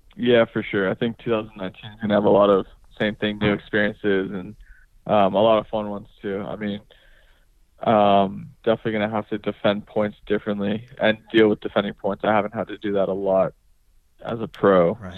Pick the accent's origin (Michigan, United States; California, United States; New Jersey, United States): California, United States; I growing up in California